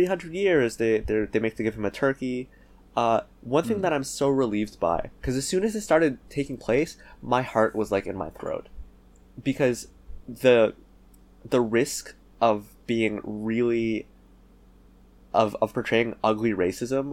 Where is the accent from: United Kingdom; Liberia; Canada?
Canada; As Canadian